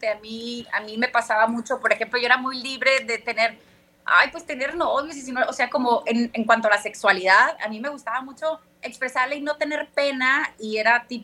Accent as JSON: {"language": "Spanish", "country": "United States", "tie": "born there", "said": "aparte nací en Estados Unidos y en Estados Unidos es una crueldad."}